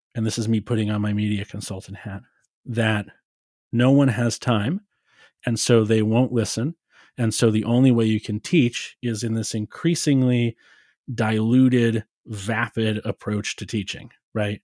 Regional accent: United States; people refer to me as an American philosopher of Stoicism

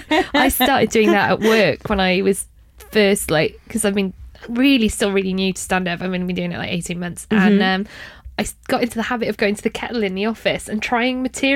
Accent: Cardiff, Wales, United Kingdom; Yes, I'm from Cardiff, though. And I pick up other people's accents by osmosis.

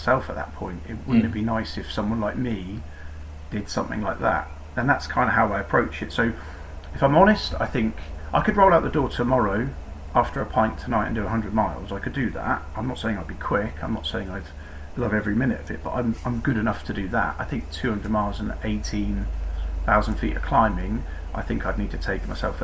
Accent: Newquay, South West England, United Kingdom; also born or lived in Truro; I grew up in Cornwall, I was born in Cornwall, went to school in Newquay

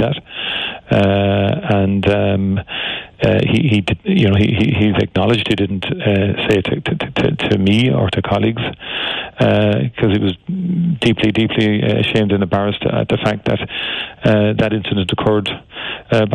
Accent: Cork, Munster, Ireland; as children growing up in Turner's Cross

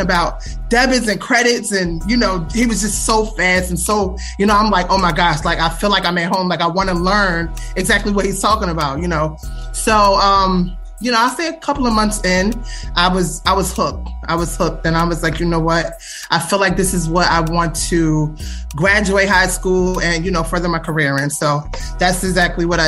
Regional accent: Philadelphia, Pennsylvania, United States; I am from Philly, born and raised in North Philadelphia, Fairmount section

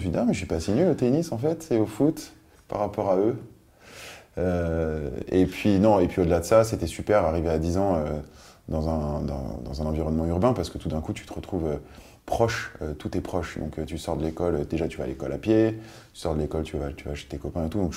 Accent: Biot, Provence-Alpes-Côte d'Azur, France; also born or lived in Nice; Eh bien, moi, je suis né en Provence. Oui. Euh, à Nice. Une belle chose. Oui, hmm. euh, belle région. Euh, et puis euh, très tôt, je, suis parti vivre à Biote, c'est à côté d'Antibes, c'est pas très loin de Nice d'ailleurs

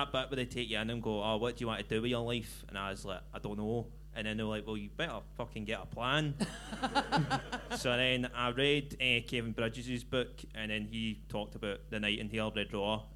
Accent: Paisley, Scotland, United Kingdom; I was born in Paisley, so I've just been staying in the hometown

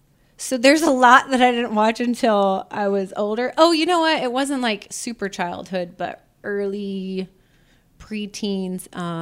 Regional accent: United States; born there; So the United States, where I was born, I never stayed very long.

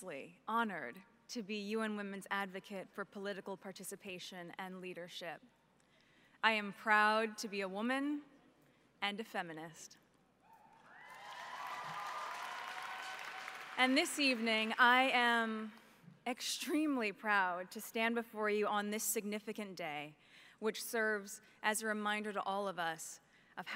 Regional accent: Los Angeles, California, United States; my hometown of Los Angeles

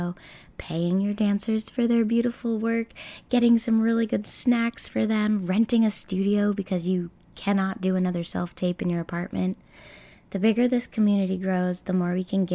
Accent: United States; accent: American; in my American accent

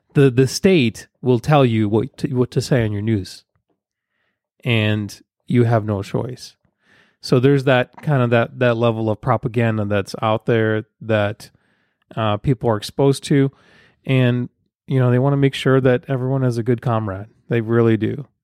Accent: Ukraine; moved away; I'm from Ukraine, former Soviet Union

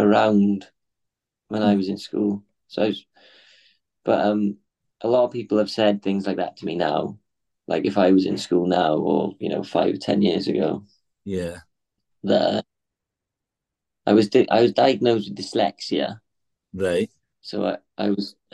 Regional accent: Swansea, Wales, United Kingdom; growing up in Swansea

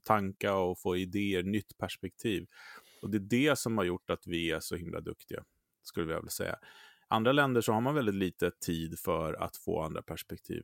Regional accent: Sweden; vi svenskar

